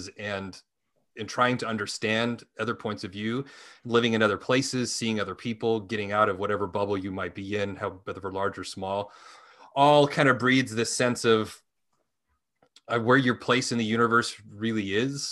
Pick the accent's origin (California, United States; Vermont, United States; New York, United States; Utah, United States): Utah, United States; Salt Lake City; moved away as an adult; now in Los Angeles, United States; I grew up in Utah.